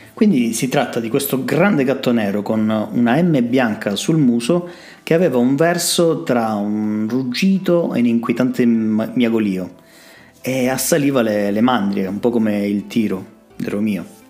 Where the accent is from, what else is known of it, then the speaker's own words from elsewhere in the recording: Calabria, Italy; non siamo bravi a venderci in Calabria